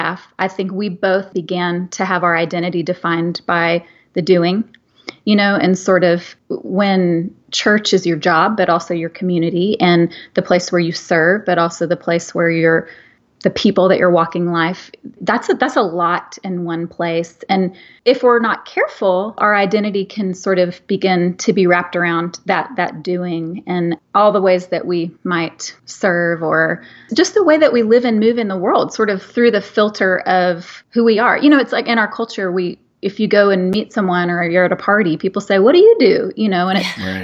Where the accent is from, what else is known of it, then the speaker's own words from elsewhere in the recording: Texas, United States; now in Milton, Georgia, United States; I grew up in Texas.